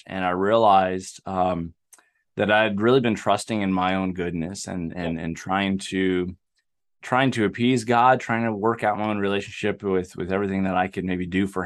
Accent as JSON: {"language": "English", "region": "Southern California", "country": "United States", "tie": "born or raised there", "also_born_or_lived": "Alaska", "moved": "as an adult", "said": "I grew up in a small town in Southern California"}